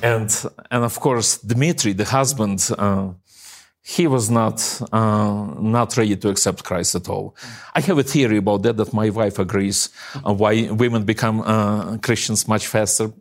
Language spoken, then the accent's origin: English; Eastern Ukraine, Ukraine; moved away; my hometown where I, I, I was raised